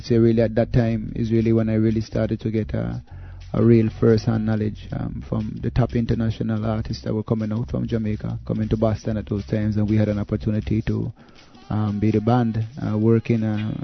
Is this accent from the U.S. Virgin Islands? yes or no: yes; U.S. Virgin Islands; Being raised in the Virgin Islands, at least the United States Virgin Islands, which is a territory of the United States